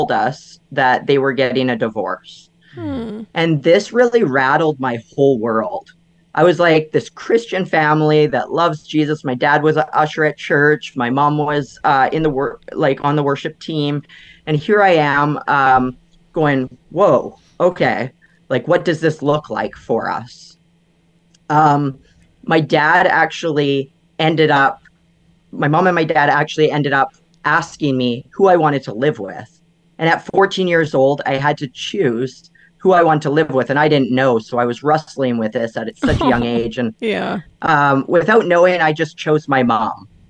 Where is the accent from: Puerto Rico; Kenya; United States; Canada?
Canada; Vancouver Island, British Columbia; moved away as an adult; I grew up on Vancouver Island, which was about a 2-hour ferry ride from Vancouver.